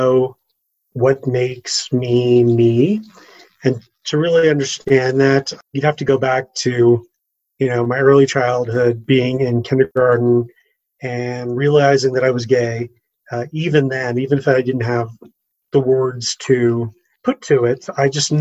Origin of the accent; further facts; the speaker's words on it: Orange County, California, United States; moved away as an adult; also born or lived in Los Angeles, United States; now in Evergreen, United States; I grew up in Orange County and I lived in LA for years working in entertainment and been here in Evergreen for 5 years now.